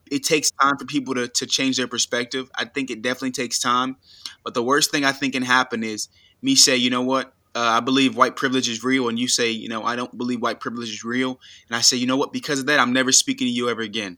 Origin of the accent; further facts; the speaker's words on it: United States; I was born in the United States